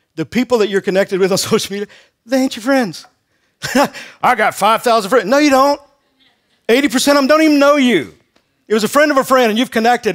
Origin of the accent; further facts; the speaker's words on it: Texas, United States; I grew up in Texas